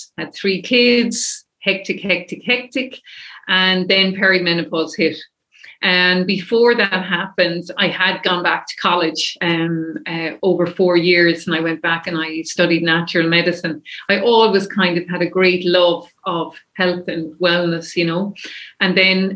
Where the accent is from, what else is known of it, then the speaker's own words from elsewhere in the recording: Kilkenny, Leinster, Ireland; now in Dublin, Ireland; I'm from Kilkenny originally